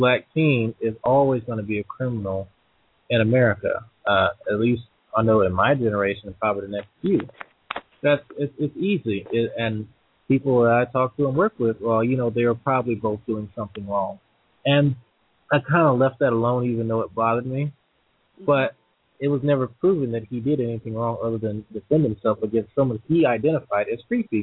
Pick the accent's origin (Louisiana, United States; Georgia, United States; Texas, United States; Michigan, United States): Louisiana, United States; Slidell; I grew up in Slida, Louisiana